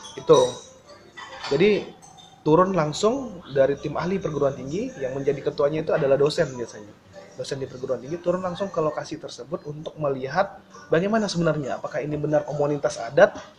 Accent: Padang, West Sumatra, Indonesia; moved away as an adult; now in Ketapang, Indonesia; saya dari Sumatera Barat ya, dari Padang

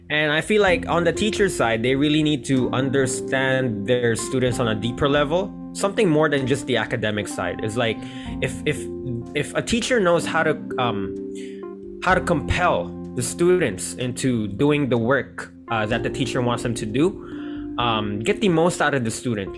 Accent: Tokyo, Japan; now in Philippines; I grew up in Tokyo

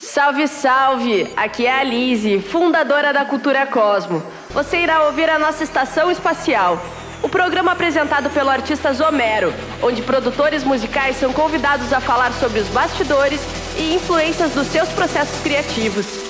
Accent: Bragança Paulista, São Paulo, Brazil; eu sou de Bragança Paulista, né? Eu nasci aqui

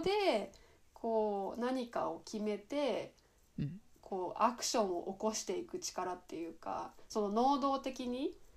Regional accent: Miyazaki, Japan; moved away as an adult; also born or lived in Kochi; 私も地方出身で、うん、まあ、地方から地方に行ったんだけど私の場合は、うん、 あの宮崎から高知に行ったんだけど

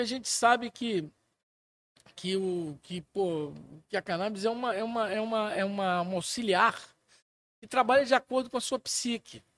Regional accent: Pirapora, Minas Gerais, Brazil; Eu morava mais ou menos na idade dele. Eu, eu morava em Pirapora, Minas Gerais

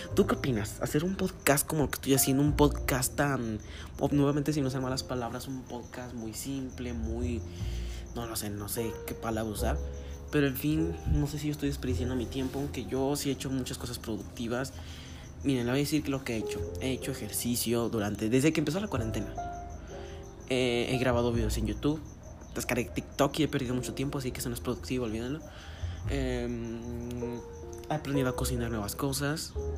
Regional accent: Guanajuato, Mexico; soy mexicano de Guanajuato.

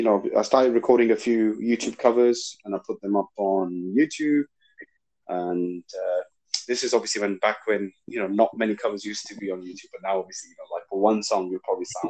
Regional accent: Lahore, Punjab, Pakistan; moved away; also born or lived in London / Greater Manchester; No. I was originally from Lahore.

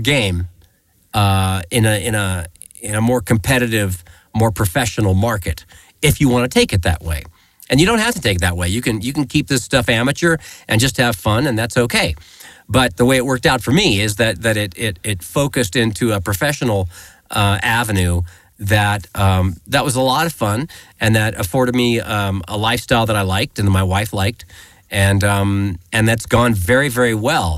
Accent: Greeley, Colorado, United States; I grew up in Greeley, Colorado

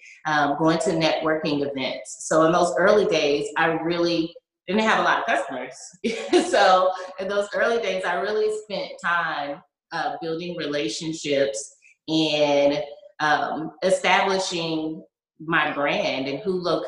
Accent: United States; also born or lived in Atlanta, Georgia / South Carolina / Charleston, South Carolina; now in Texas, United States; I'm not from Texas. My family, like I said, is from Charleston. My mom moved to Atlanta. And so I grew up between Atlanta and South Carolina

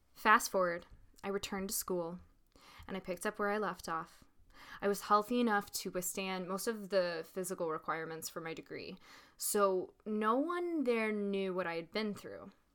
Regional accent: Little Rock, Arkansas, United States; I was born and grew up in Little Rock, Arkansas

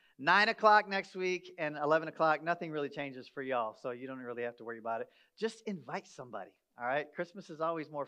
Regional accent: Michigan, United States; moved away as an adult; also born or lived in upstate New York; now in Texas, United States; I grew up in Michigan. I spent the first 33 years of my life between Michigan and upstate New York.

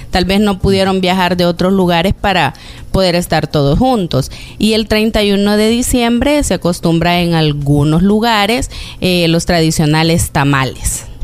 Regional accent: Zacatecoluca, La Paz, El Salvador; Por ejemplo, yo vengo de una ciudad de Zacatecoluca, del departamento de La Paz. De hecho, en diciembre son las fiestas patronales ahí y este año fueron totalmente diferentes.

